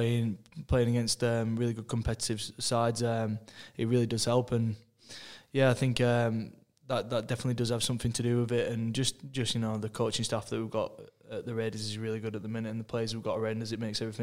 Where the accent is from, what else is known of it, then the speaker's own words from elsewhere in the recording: England, United Kingdom; moved away; I'm an Englishman